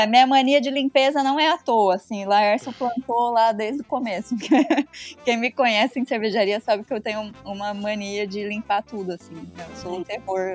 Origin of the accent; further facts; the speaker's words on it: Ribeirão Preto, São Paulo, Brazil; moved away as an adult; now in Belgium; natural da Ribeirinha, então eu sou de Ribeirão também